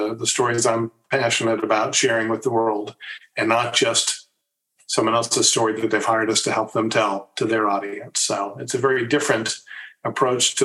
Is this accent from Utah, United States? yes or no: no; Lawrence, Kansas, United States; moved away as an adult; also born or lived in Los Angeles, California / Virginia; My dad, in addition to being a clarinetist, taught music at the University of Kansas